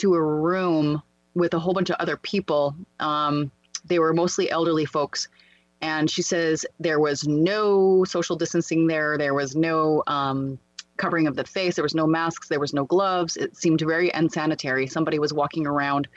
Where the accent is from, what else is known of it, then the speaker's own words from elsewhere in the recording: Canada; I was at my hometown